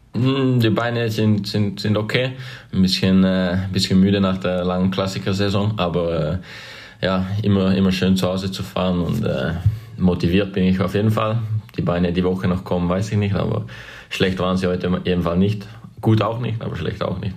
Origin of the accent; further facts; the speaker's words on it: near Winterthur, Zurich, Switzerland; moved away as an adult; now in Belgium; Geboren in Winterthur, aufgewachsen ein bisschen außerhalb, kleines Dorf, ungefähr 15 Kilometer außerhalb Winterthur